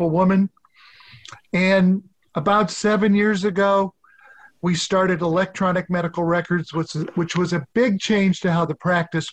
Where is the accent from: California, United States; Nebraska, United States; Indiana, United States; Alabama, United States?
Nebraska, United States; also born or lived in Boston; now in Ohio, United States; I was originally from Nebraska. Ended up in Ohio